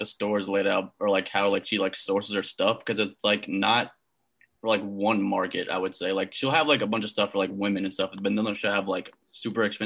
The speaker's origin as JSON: {"language": "English", "town": "Charlotte", "region": "North Carolina", "country": "United States", "moved": "yes", "lives_now": "Texas, United States", "said": "I'm from Charlotte"}